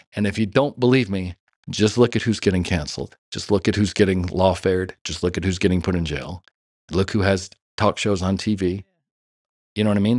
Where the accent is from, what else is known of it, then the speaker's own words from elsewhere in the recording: Los Angeles, California, United States; I grew up in Hollywood.